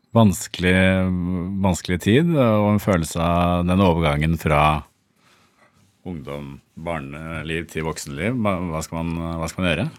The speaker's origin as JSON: {"language": "Norwegian", "town": "Bærum", "region": "Akershus", "country": "Norway", "tie": "born or raised there", "said": "Jeg vokste opp på Eiksmarka"}